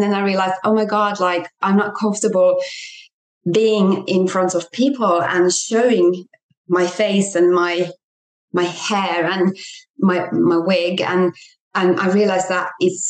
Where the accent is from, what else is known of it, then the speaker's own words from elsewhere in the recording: Finland; moved away as an adult; also born or lived in England; came back to Finland, my home country